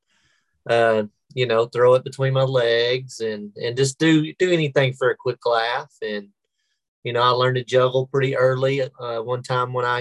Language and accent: English; Sulphur, Oklahoma, United States; now in Oklahoma City, United States; I taught there at my hometown, Sulphur, Oklahoma, and coached baseball